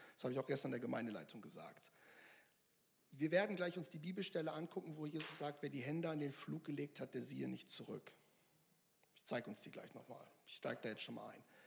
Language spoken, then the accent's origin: German; Northern Germany, Germany; now in Mülheim an der Ruhr, Germany; Ich komme aus Norddeutschland, ich komme da vom Dorf